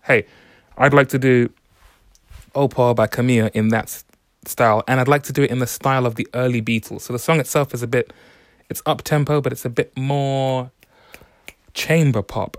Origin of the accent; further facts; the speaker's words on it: London, United Kingdom; I'm from London